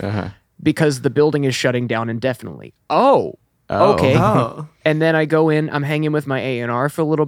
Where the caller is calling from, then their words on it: Nashville, Tennessee, United States; Nashville, right now.